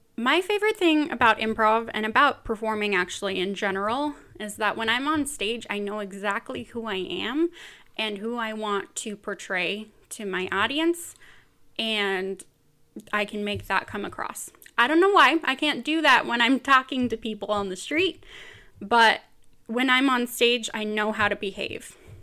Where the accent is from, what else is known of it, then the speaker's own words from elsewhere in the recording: Bakersfield, California, United States; moved away as an adult; now in Utah, United States; I am from Bakersfield, California, originally